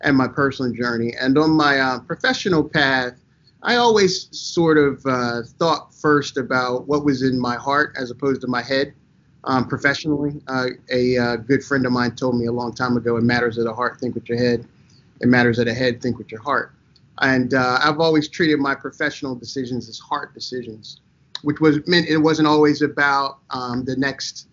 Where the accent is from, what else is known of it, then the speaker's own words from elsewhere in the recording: Delaware, United States; also born or lived in Jacksonville Beach, Florida; we come from Jacksonville Beach, Florida, but I grew up in Delaware